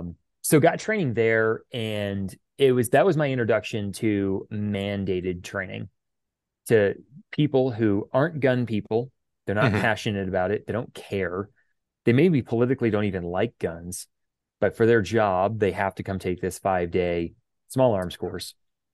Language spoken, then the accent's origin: English; Houston, Texas, United States; we grew up in Houston, Texas, where, you know, people have guns.